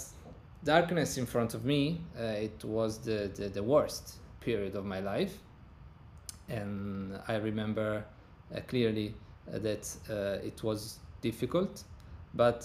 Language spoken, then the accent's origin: English; Turin, Piedmont, Italy; English is a second language; I was born in 1987 in Turin, Italy, in the northern part of Italy.